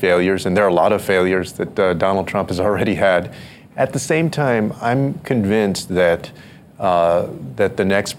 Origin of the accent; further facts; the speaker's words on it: Texas, United States; my home state of Texas